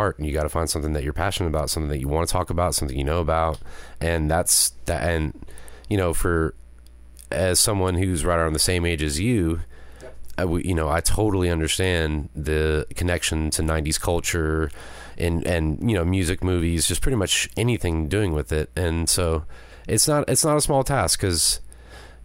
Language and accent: English; United States; I'm from America